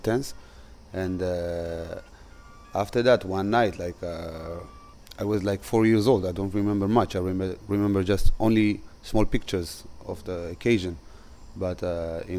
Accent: Israel; also born or lived in Gondar, Ethiopia; I immigrated here. I came to Israel when I was 4 years old

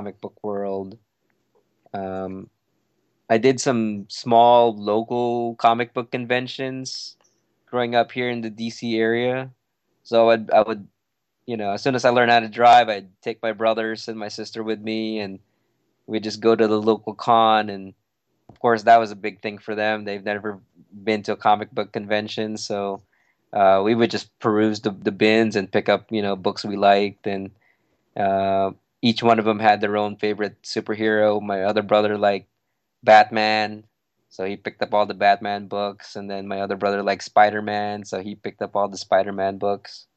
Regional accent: Philippines; now in United States; when I grew up in the Philippines

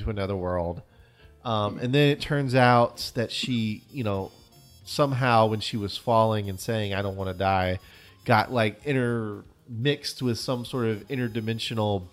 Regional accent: United States; we're American

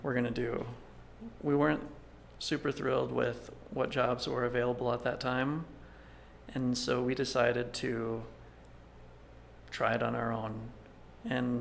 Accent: Minneapolis, Minnesota, United States; moved away as an adult; also born or lived in Philadelphia / Russia; now in Albuquerque, United States; I was born in Philadelphia, but I mostly grew up in Minneapolis

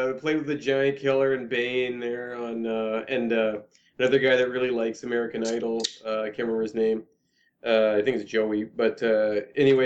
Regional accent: Canada; We're so Canadian

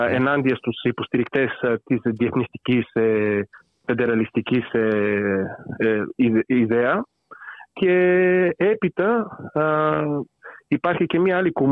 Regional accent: Bulgaria; Greek is a second language; now in Greece; τα ελληνικά τα έμαθα πριν περίπου 10 χρόνια. Γεννήθηκα και μεγάλωσα στη Βουλγαρία. Δεν είναι η μικρή, μητρική μου γλώσσα, γι' αυτό θα κάνω κάποια λάθη.

